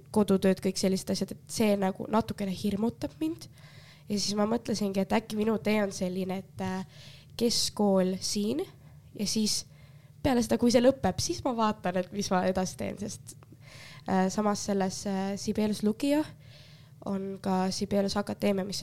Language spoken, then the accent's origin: Estonian; Finland; nagu mina olen Soomest tulnud, mis teised arvavad